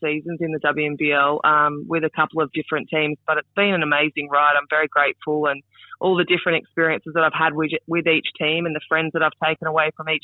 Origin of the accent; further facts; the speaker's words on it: South Australia, Australia; Yeah, I grew up in South Australia, 3 hours north of Adelaide, actually, born and bred on a farm.